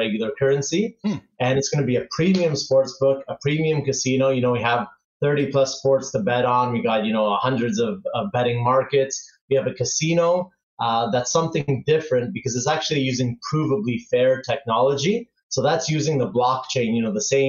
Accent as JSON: {"language": "English", "town": "Toronto", "region": "Ontario", "country": "Canada", "tie": "born or raised there", "moved": "as an adult", "lives_now": "Barcelona, Spain", "said": "I grew up in Canada and from Toronto, so I spent almost 30 years there"}